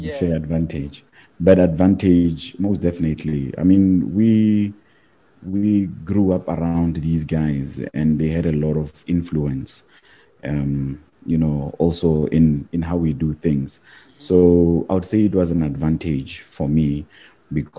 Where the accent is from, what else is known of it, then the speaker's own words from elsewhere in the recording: Mahikeng, North West, South Africa; I grew up in the Bophuthatswana homeland